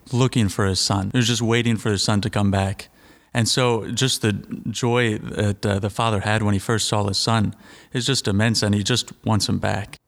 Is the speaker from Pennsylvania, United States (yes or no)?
yes; Royersford, Pennsylvania, United States; I'm from Sacred Heart in Royersford.